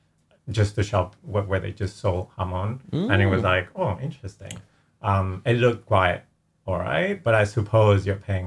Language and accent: English; Spain; moved away as an adult; now in London, United Kingdom; as you've said before. I am surprisingly Spanish as well. Yeah, I grew up in Spain, but I've been living in London for about 10 years now. So this is what I call home now, I guess.